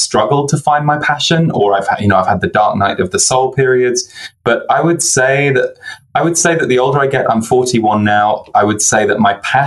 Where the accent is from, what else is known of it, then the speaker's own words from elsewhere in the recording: just below London, South East England, United Kingdom; also born or lived in Birmingham, England / Manchester, England; So I was born in Birmingham in England, and then we moved to the south just underneath London when I was 6 years old